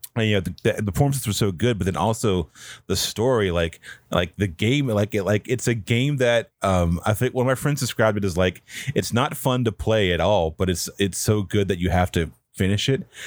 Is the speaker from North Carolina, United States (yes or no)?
yes; Pine Hall, North Carolina, United States; I'm from, um, a really small town from, in North Carolina called Pine Hall, which is where I grew up